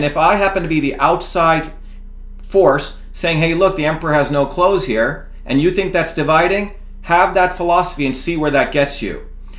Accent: India; now in United States; I came from India, as I mentioned to you, what a caste system. We were considered untouchable.

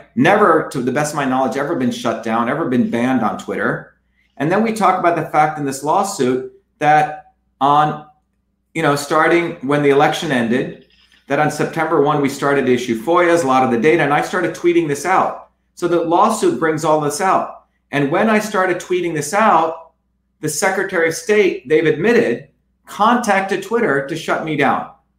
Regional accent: India; You know, I grew up in India. My parents left India because of the caste system and the lack of freedom there and the corruption.

